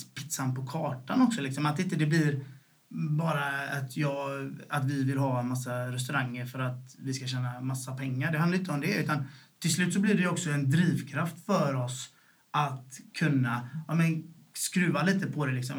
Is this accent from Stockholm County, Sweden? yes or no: no; Gothenburg, Västra Götaland, Sweden; also born or lived in Sävedalen; först växte vi upp i Bergsjön liksom. Och, eh, och när, vi var, när jag var åtta år så flyttade vi därifrån